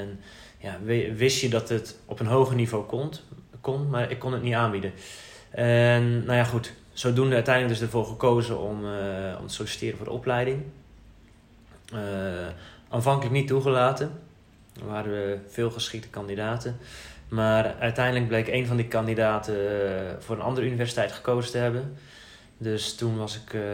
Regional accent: Zeeland, Netherlands; moved away as an adult; also born or lived in Amsterdam; now in Halfweg, Netherlands; Ik ben eigenlijk een Zeeuw. Ik ben opgegroeid in het zuidwesten van Nederland vlak bij de Belgische grens. Ehm, dus ja, in België ben ik een Hollander. In Nederland ben ik een Belg. En inmiddels heb ik toch wel echt voor het Hollandse gekozen.

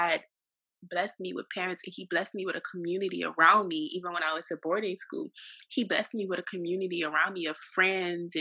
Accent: New Orleans, Louisiana, United States; moved away; also born or lived in Saudi Arabia; From New Orleans, Louisiana, and I know that I have a strong accent

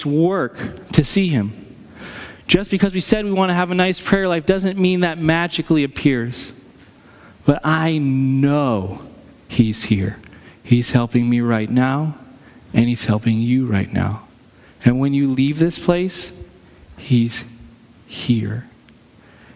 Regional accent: New Hampshire, United States; I'm from New Hampshire, which is basically a suburb of Massachusetts anyway

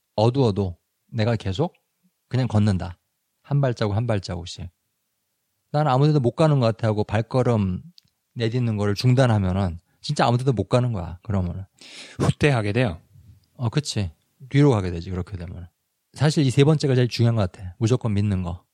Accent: South Korea; 당연히 한국 사람으로서

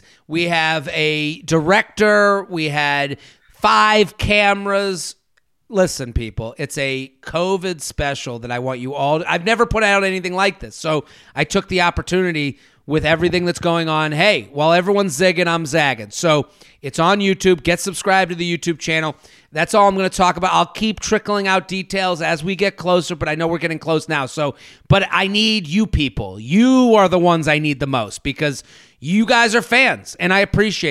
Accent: New England, United States; As a New England native, yeah. I know the snow cycle

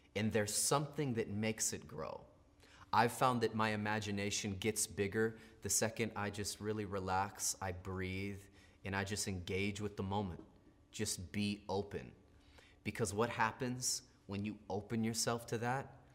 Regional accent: United States; we're American

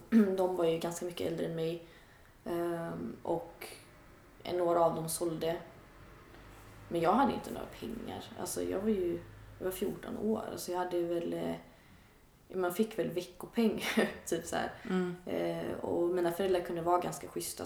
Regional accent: outside Gothenburg, Västra Götaland, Sweden; jag är uppväxt lite utanför Göteborg, i en lite mindre ort

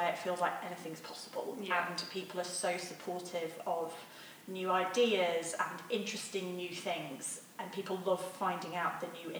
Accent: England, United Kingdom; He's like a maths nerd. I'm English girl.

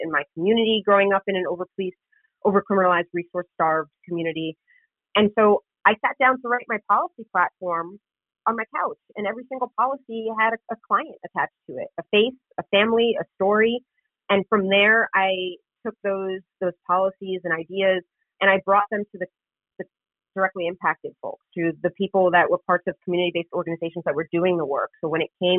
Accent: New York City, New York, United States; was born and raised in Queens. I live in Queens

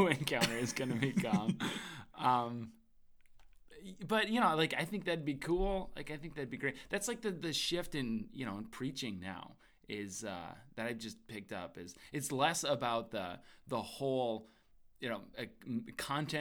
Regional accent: Midwest, United States; I'm from the Midwest

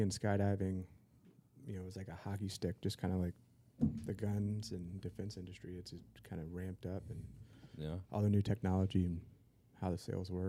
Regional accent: Norfolk, Virginia, United States; I grew up in Norfolk.

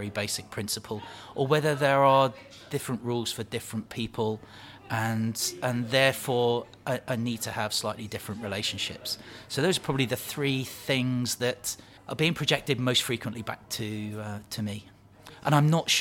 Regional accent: Plymouth, South West England, United Kingdom; I grew up in Plymouth, went to the local primary school

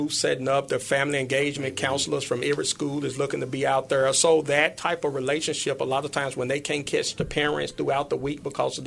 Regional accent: Memphis, Tennessee, United States; grew up here in Memphis. I grew up in North Memphis in the Dixie Home

